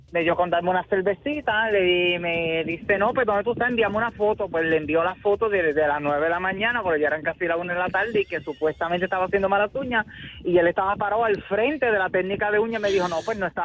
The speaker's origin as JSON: {"language": "Spanish", "town": "Morovis", "country": "Puerto Rico", "tie": "born or raised there", "said": "Estoy aquí en mi pueblo en Morovi, bien bella, fabulosa, con un pelucón de show."}